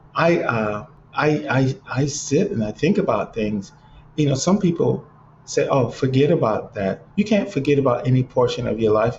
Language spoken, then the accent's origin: English; Cleveland, Ohio, United States; now in Los Angeles, United States; growing up in Cleveland